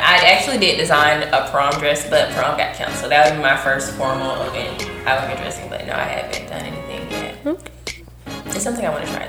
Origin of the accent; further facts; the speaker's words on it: Texas, United States; She has a country. Yeah, I'm from Texas.